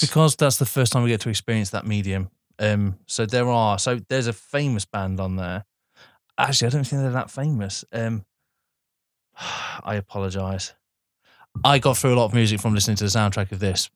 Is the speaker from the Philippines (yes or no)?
no; United Kingdom; as British people